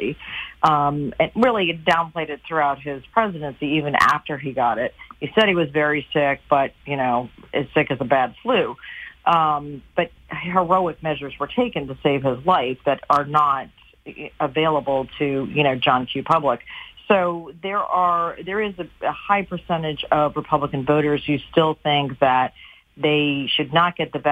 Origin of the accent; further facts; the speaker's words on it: United States; as an American